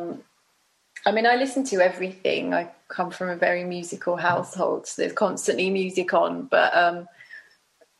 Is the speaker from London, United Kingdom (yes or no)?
yes; Bromley, London, United Kingdom; I grew up in Bromley, so it was very, you know, it's nice.